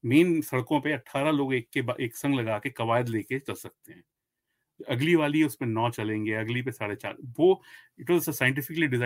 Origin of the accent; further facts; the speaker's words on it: Delhi, India; पर मैं दिल्ली से हूँ तो दिल्ली के बारे में मुझे बहुत कुछ मालूम है